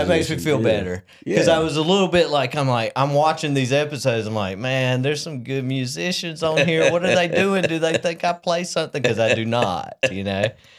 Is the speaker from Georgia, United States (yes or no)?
yes; Waycross, Georgia, United States; also born or lived in Athens / South Carolina; I was born in Athens, and yeah. I grew up here. I originally spent a few years in South Carolina, which is my other side of the family, but right. For the most part, I'm Waycross through and through.